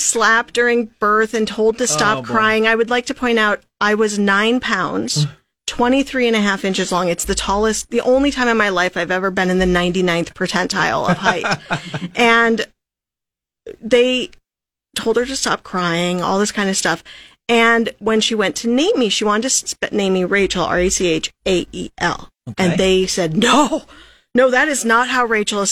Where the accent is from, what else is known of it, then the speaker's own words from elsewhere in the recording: North Dakota, United States; we're from North Dakota